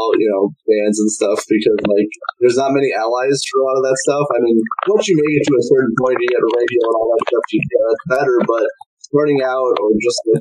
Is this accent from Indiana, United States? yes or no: yes; Indiana, United States; I'm from Indiana in the United States